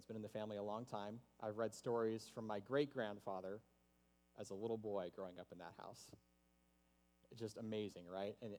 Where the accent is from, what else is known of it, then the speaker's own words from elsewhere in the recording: the South, United States; I'm from the South. And home and tradition and hospitality are all really big values there